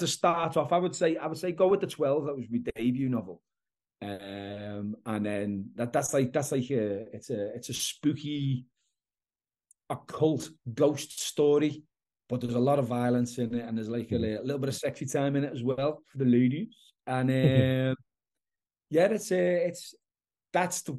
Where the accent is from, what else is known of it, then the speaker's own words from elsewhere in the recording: Liverpool, North West England, United Kingdom; I'm from Liverpool in the UK